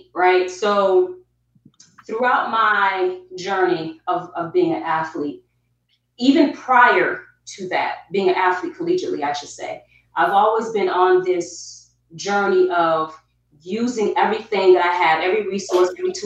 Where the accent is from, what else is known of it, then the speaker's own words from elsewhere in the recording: Albany, New York, United States; moved away as an adult; also born or lived in South Carolina; now in Atlanta, United States; I am born and raised in Albany, New York.